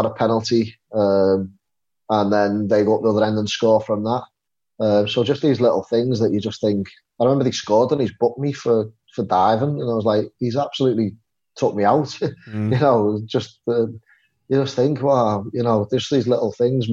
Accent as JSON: {"language": "English", "town": "Liverpool", "region": "North West England", "country": "United Kingdom", "said": "a Scouser"}